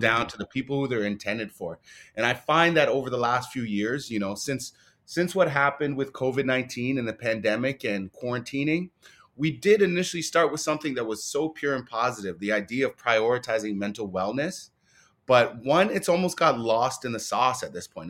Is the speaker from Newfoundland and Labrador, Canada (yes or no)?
no; Toronto, Ontario, Canada; as a Black male growing up in Scarborough